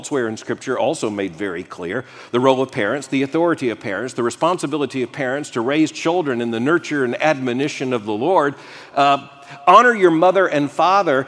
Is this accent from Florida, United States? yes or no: yes; Florida, United States; growing up in Florida